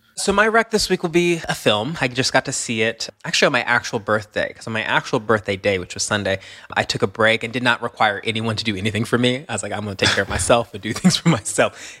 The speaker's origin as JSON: {"language": "English", "region": "Tennessee", "country": "United States", "tie": "born or raised there", "said": "one of the churches I went to growing up in Tennessee"}